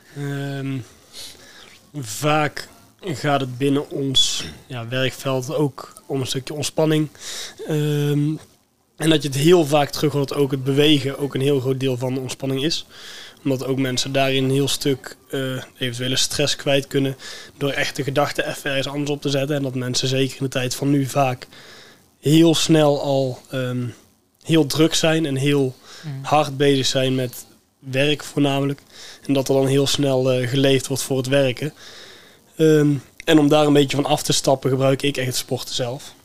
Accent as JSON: {"language": "Dutch", "town": "Veldhoven", "region": "North Brabant", "country": "Netherlands", "said": "Ik kom zelf uit Veldhoven."}